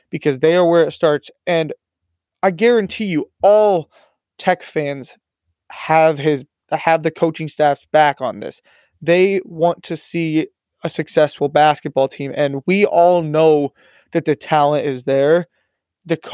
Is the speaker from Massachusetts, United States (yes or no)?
no; Iowa, United States; I'm from Iowa